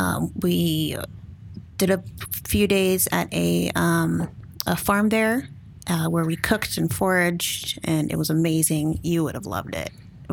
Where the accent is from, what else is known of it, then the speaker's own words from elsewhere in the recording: Alaska, United States; I grew up in Alaska, so I grew up with the Upper Athabascan people, and that is where I learned like how to forage and hunt and fish. But my dad is from Pawnee, Oklahoma